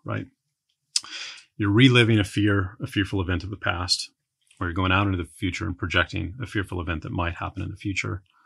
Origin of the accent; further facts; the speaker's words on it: San Antonio, Texas, United States; moved away as an adult; I grew up in San Antonio